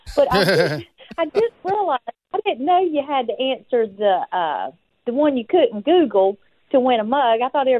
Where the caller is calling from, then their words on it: Mobile, Alabama, United States; I'm calling from Mobile, Alabama.